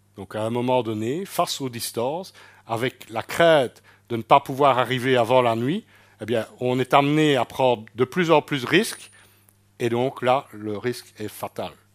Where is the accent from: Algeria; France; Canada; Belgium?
Belgium; en tant que Belges